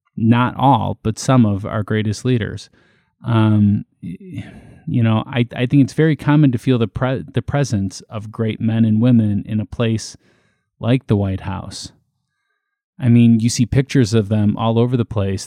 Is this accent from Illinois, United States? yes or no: yes; Illinois, United States; I was born in Illinois